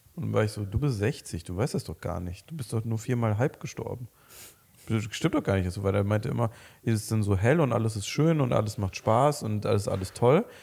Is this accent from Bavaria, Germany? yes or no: no; Mönchengladbach, North Rhine-Westphalia, Germany; wir kommen beide aus Mönchengladbach